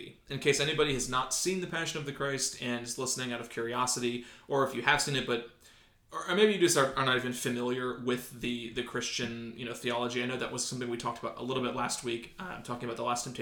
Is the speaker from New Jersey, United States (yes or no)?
no; Ohio, United States; also born or lived in Southern California; I'm from Ohio originally, but we lived for about 18 months in Southern California.